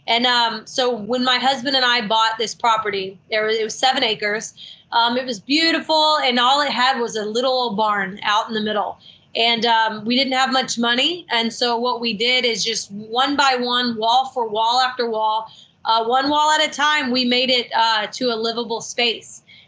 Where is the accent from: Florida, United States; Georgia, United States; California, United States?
Georgia, United States; Marietta; born there; I was born near Marietta, and at a very young age.